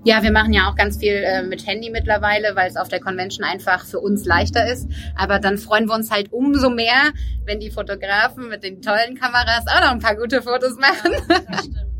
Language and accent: German; Cologne, North Rhine-Westphalia, Germany; wir sind auch kölsche Mädchen